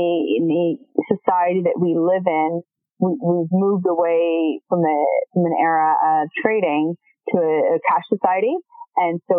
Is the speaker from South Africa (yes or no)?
no; Canada; as a Canadian population